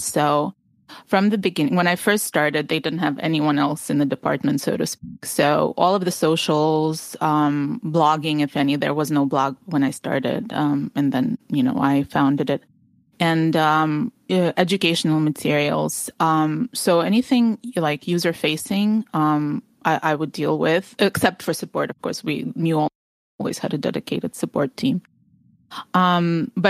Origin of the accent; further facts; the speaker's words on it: New Jersey, United States; moved away as an adult; also born or lived in Ukraine; now in California, United States; I'm in California now, but I grew up in New Jersey, like right across the George Washington Bridge